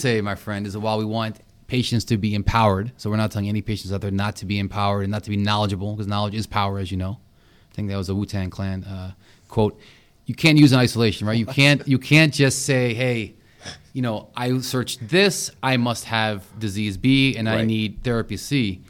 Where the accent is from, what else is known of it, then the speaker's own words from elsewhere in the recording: India; Oh, because I'm Indian?